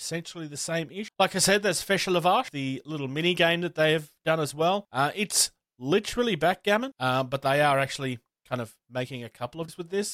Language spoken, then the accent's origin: English; Australia; I'm from Australia